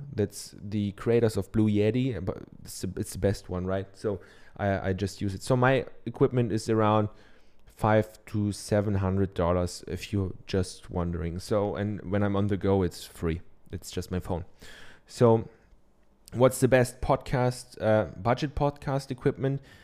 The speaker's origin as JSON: {"language": "English", "country": "Germany", "accent": "German", "second_language": "English", "said": "I'm from Germany, I have a German accent"}